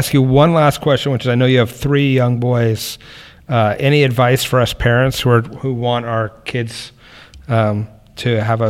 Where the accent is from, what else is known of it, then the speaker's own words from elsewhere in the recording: California, United States; And as a Californian, I appreciate your efforts.